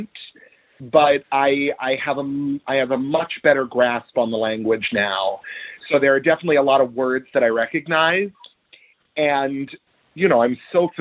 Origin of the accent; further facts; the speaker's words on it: Indiana, United States; moved away as an adult; now in New York City, United States; I'm Jewish, but I'm from Indiana